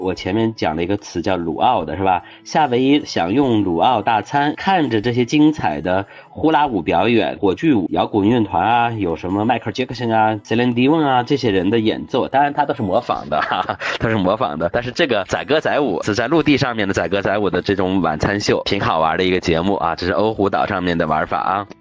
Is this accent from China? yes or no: yes; China; now in Shanghai, China; 我们中国人还是能接受这个口味的